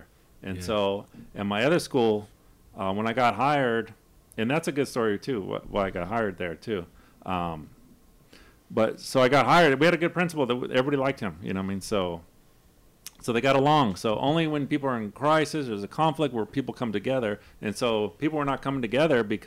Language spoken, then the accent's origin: English; Los Angeles, California, United States; also born or lived in Pacoima; I come from South Central. We're organizing out there